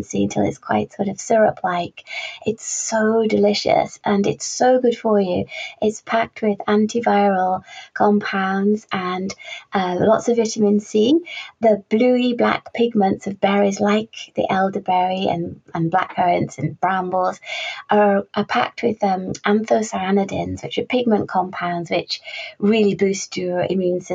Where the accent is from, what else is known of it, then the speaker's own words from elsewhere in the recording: Carlisle, North West England, United Kingdom; I was born and raised in Carlisle, which is just bordering the Lake District.